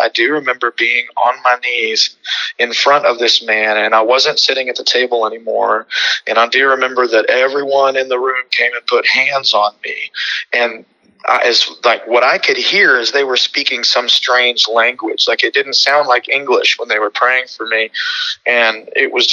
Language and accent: English; Houston, Texas, United States; also born or lived in California; I was born in Houston, Texas on June 18th of 1983 at Texas Women's Hospital on Fannin Road